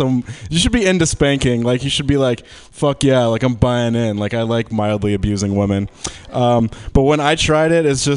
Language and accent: English; right outside Detroit, Michigan, United States; I grew up like in Michigan, right outside Detroit.